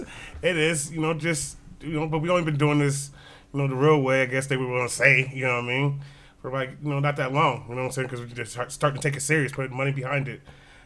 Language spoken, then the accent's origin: English; Des Moines, Iowa, United States; I was born on the West Side, but we stayed everywhere. You know, we didn't stable place. Came like once or twice in the youngster life, but you know, I was born on the West Side. You know, here in Des Moines, Iowa. Got a gang of family here.